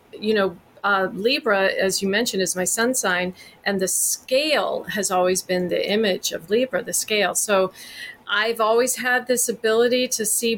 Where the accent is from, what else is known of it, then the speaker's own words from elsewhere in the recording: Texas, United States; moved away as an adult; I grew up in Texas and left when I was 18, never lived there again